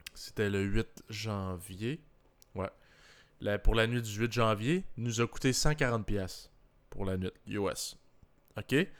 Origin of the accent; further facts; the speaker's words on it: Canada; je viens du Canada